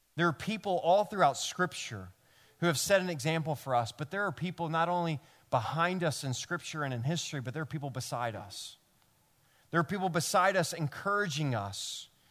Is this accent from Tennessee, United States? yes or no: yes; Memphis, Tennessee, United States; now in New York, United States; I'm from Memphis